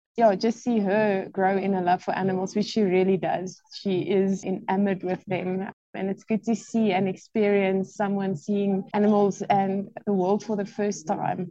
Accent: Bloemfontein, Free State, South Africa; also born or lived in Gauteng; I was actually born in Gauteng, and my dad was transferred to Bloemfontein when I was grade 3, all day standard 1. So I grew up in the Free State.

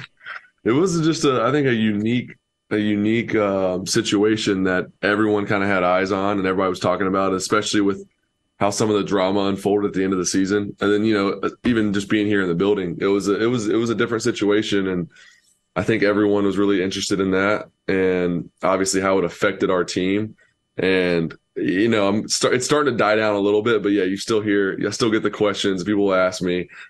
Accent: Knoxville, Tennessee, United States; I was born in Knoxville

